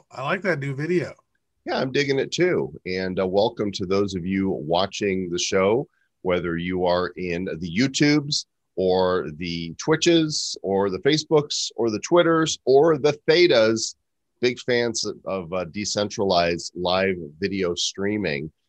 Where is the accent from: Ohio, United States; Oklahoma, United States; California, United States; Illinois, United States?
Illinois, United States; Northbrook; moved away as an adult; I, uh, I grew up in Northbrook and went to University of Illinois. So spent the first 21 years in Illinois, and then I escaped and never looked back.